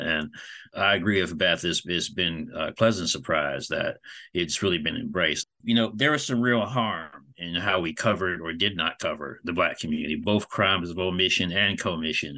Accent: Fayetteville, North Carolina, United States; I am a Fayetteville native.

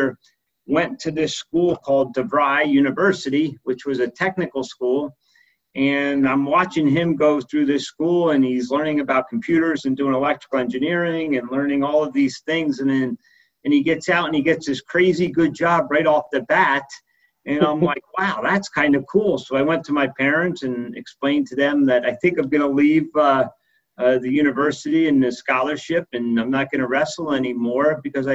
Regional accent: Poconos area, Northeast Pennsylvania, United States; moved away; I grew up in Northeast Pennsylvania in the Poconos area of Pennsylvania

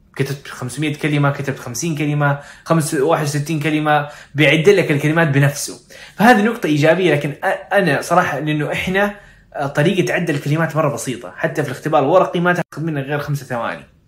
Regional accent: Saudi Arabia; واحنا كعرب او كسعوديين

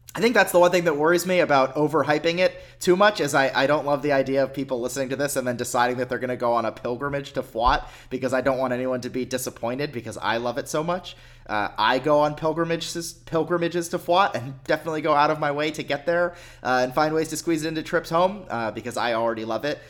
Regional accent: Pennsylvania, United States; moved away; my parents' place where I grew up in Pennsylvania

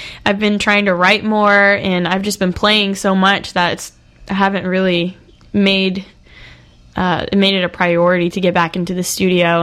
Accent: near Pensacola Beach, Florida, United States; moved away; It's pretty much near my hometown, just up the road

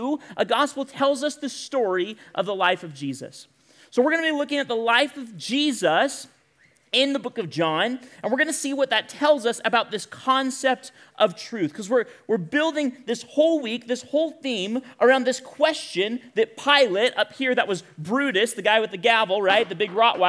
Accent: Bakersfield, California, United States; grew up in a little town some of you may have heard of called Bakersfield, California. Handful of you. I grew up in Bakersfield.

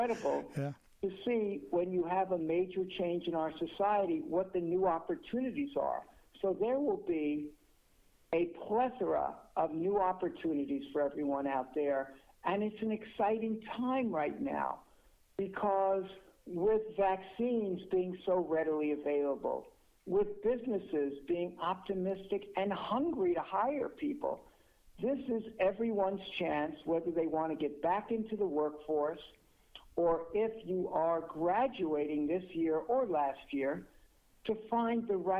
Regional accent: New York, United States; I am a New Yorker

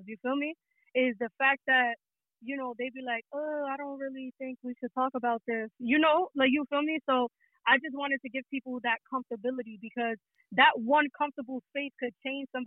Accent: New York City, New York, United States; I'm from the Bronx. You feel me? I'm from New York City

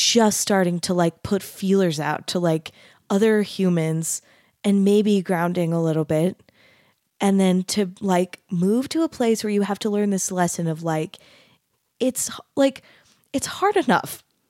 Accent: Mesa, Arizona, United States; I grew up in Mesa, Arizona, which is not as Utah as Bountiful, but it's still kind of Utah.

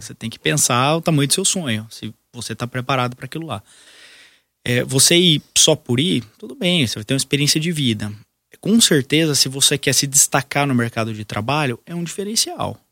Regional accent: Brazil; sou brasileiro, vou ficar aqui

